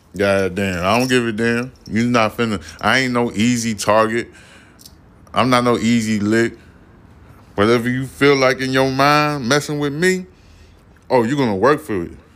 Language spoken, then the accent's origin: English; New York City, New York, United States; I'm from Brooklyn.